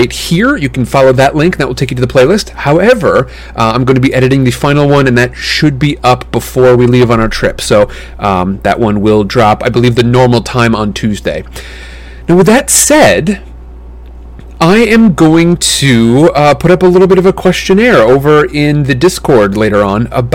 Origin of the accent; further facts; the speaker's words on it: Midwest, United States; moved away; my hometown back in the Midwest